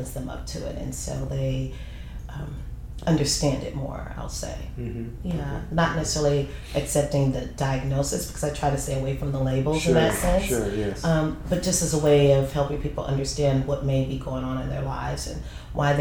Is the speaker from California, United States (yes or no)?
yes; San Francisco, California, United States; moved away; I'm from San Francisco, so it's lit up everywhere